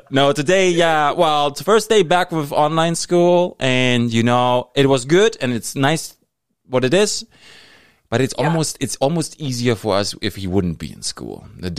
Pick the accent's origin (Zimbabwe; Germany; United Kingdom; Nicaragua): Germany; moved away; I'm here since 2006. I immigrated from Germany. But it's like, now it's like, I feel it. It's in my blood.